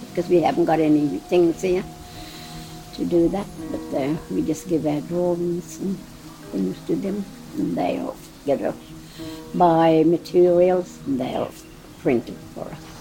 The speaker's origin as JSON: {"language": "English", "area": "Bourbon", "region": "Queensland", "country": "Australia", "tie": "born or raised there", "also_born_or_lived": "Hope Vale, Queensland", "said": "I was born in Bourbon"}